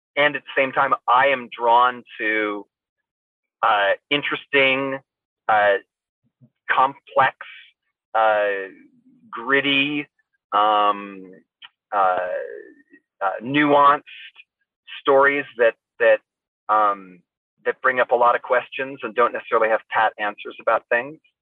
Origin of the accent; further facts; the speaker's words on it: Central California, United States; also born or lived in New York City; now in Los Angeles, United States; I was born in Northern California, grew up in Central California